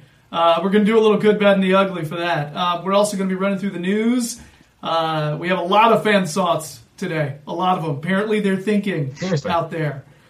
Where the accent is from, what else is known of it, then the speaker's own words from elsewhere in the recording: United States; I'm some American guy.